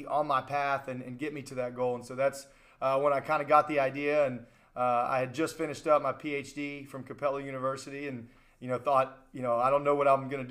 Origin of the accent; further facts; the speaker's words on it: Charleston, West Virginia, United States; I was born and raised here in Charleston, West Virginia